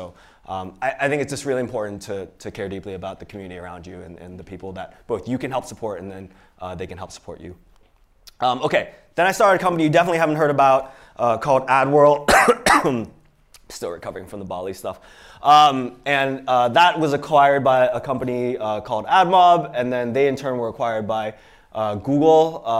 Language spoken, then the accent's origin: English; Pittsburgh, Pennsylvania, United States; also born or lived in Iowa City; So yeah, I was born in Iowa City. My parents were immigrants from Hong Kong, and so that's me and my sister. I was born there, but I actually grew up in Pittsburgh, Pennsylvania.